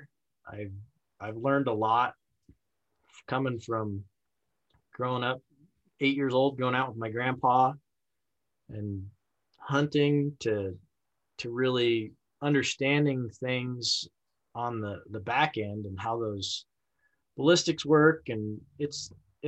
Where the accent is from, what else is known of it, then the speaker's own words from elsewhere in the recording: Laramie, Wyoming, United States; my hometown of Laramie